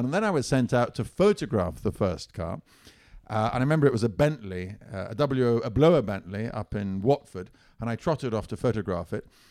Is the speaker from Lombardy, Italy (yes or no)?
no; Siena, Tuscany, Italy; moved away as an adult; I grew up in Italy